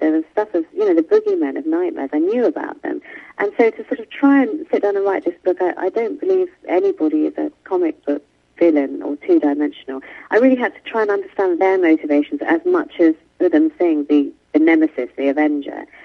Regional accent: United Kingdom; I'm born and brought up in Great Britain, but my parents were from India

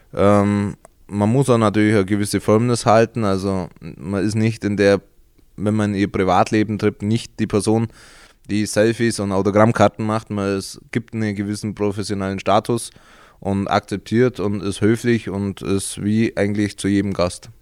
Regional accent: Augsburg district, Bavaria, Germany; Also ich komme aus dem Landkreis Augsburg, ganz ländlich

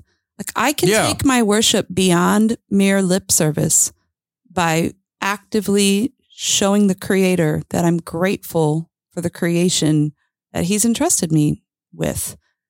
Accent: Lake Michigan area, United States; And, you know, I grew up near Lake Michigan, and there are certain areas you can hike along Lake Michigan, Mount Baldy

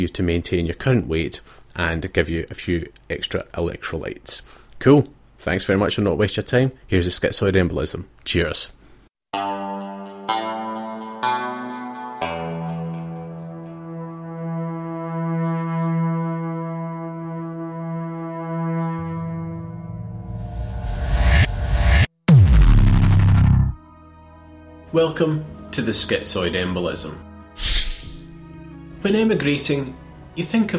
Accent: Scotland, United Kingdom; moved away as an adult; now in Australia; having been born and brought up in Scotland.

